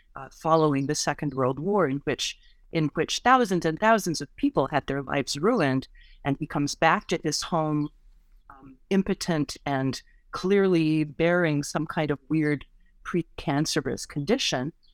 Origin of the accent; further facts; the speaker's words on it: United States; as an American